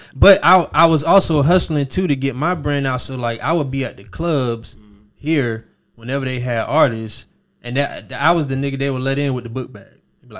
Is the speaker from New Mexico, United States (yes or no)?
no; Miami, Florida, United States; moved away as an adult; also born or lived in Jacksonville; I'm from Miami. So a lot of people think, you know, I don't know what the hell they think. They think from Jacksonville, New York. I don't know, but I'm from Miami. So when I came to Jacksonville, that was like 2002 on a scholarship.